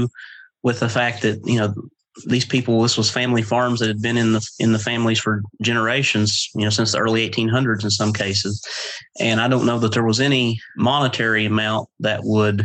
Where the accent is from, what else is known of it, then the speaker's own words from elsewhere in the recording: East Lynn, West Virginia, United States; also born or lived in Westmoreland, West Virginia / Wayne, West Virginia; I've lived here my entire life. Grew up at East Lynn or outside East Lynn on Big Lynn Creek